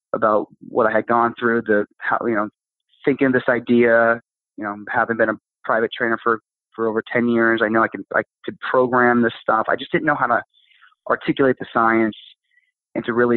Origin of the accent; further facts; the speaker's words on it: Pennsylvania, United States; moved away; my hometown in Pennsylvania